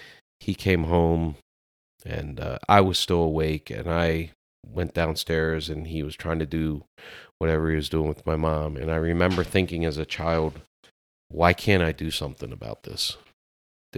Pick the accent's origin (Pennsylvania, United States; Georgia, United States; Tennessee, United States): Pennsylvania, United States; Lancaster; no, I was born in Lancaster, Pennsylvania.